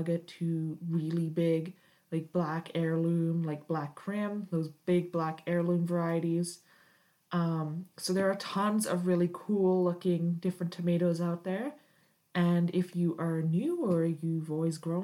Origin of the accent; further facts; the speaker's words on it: United Kingdom; moved away as an adult; now in Canada; I was raised in Britain and moved to Canada several years ago